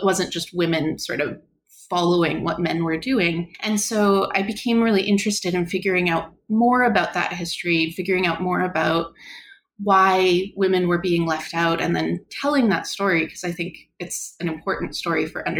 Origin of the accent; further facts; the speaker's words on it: Canada; So I am Canadian. I did my undergraduate degree in Canada